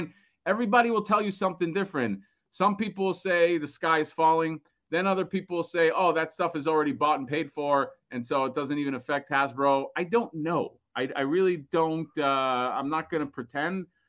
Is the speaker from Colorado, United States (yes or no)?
no; Florida, United States; I'm from Florida